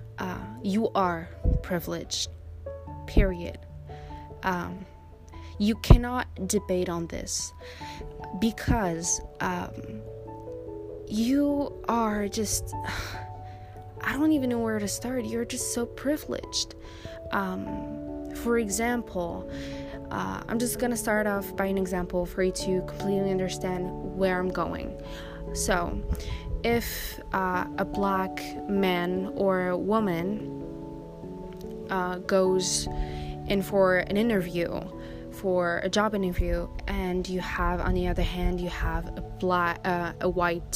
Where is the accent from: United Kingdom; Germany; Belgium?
Belgium; also born or lived in Morocco (ancestry); But I was born in Belgium, so technically I'm a Belgian citizen.